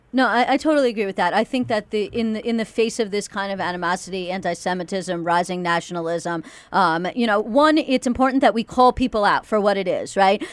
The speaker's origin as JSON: {"language": "English", "country": "United States", "said": "Jackie and I are two very vocal people on this issue as American Jews"}